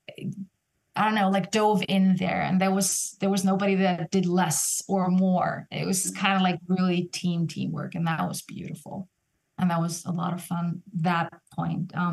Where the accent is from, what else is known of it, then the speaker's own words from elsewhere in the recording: Iceland; now in Vienna, Austria; in Iceland, in my home country